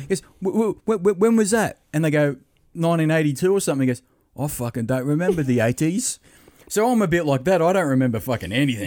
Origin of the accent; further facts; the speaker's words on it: Australia; I'm Australian